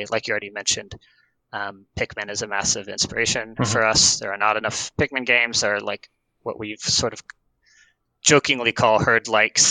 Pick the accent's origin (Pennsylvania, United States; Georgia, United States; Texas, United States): Georgia, United States; Atlanta; moved away as an adult; now in Portland, United States; I am originally from Atlanta, like I said, but I moved to Portland with my wife in 4 years ago